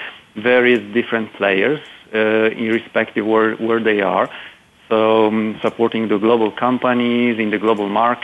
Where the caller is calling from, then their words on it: Kraków, Lesser Poland, Poland; I'm calling from Poland